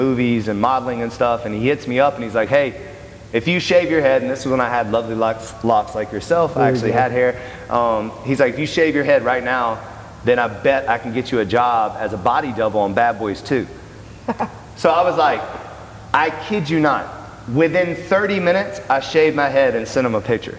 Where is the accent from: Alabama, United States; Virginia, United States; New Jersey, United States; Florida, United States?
Alabama, United States; Birmingham; moved away; I'm from Birmingham, Alabama. Graduated from Auburn University, played football there. So I'm in Birmingham, being a strength coach at Samford University.